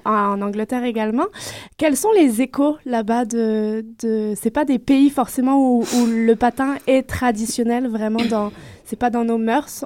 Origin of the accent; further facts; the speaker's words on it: France; accent: French; avec mon accent de belle petite française